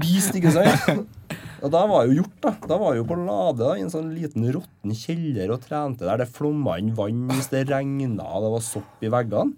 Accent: Levanger, Trøndelag, Norway; moved away as an adult; now in Trondheim, Norway; Levanger, der jeg kommer fra

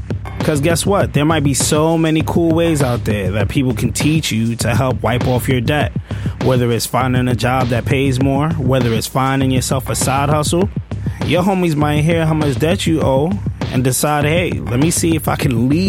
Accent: New York City, New York, United States; I'm from Brooklyn.

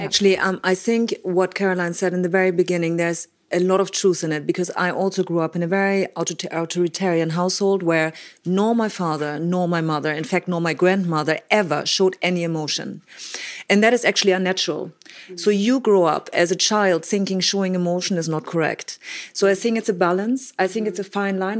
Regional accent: Germany; I grew up in Germany with, um, quite disciplinarian parents

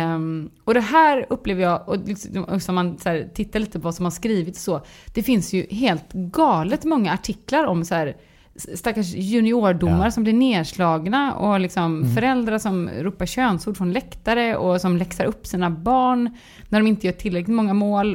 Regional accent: Gothenburg, Västra Götaland, Sweden; jag är göteborgare så jag låter

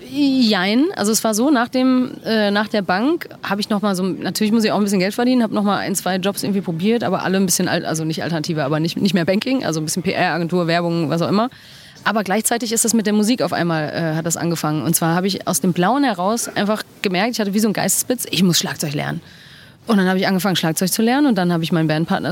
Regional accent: Dortmund, North Rhine-Westphalia, Germany; moved away as an adult; also born or lived in London; now in Berlin, Germany; ich bin in Dortmund geboren und aufgewachsen

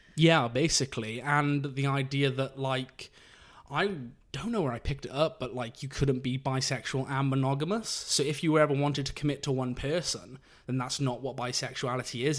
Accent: Abergavenny, Wales, United Kingdom; now in London, United Kingdom; I'm from the county of Monmouthshire, from a tiny village there called Abergavenny

